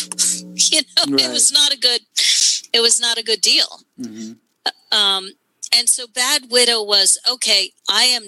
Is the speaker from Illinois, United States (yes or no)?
no; New York, United States; I'm from New York.